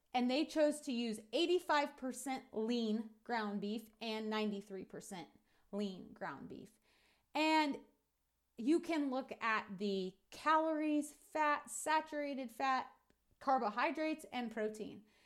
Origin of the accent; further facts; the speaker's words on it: United States; what we're doing as American ranchers and farmers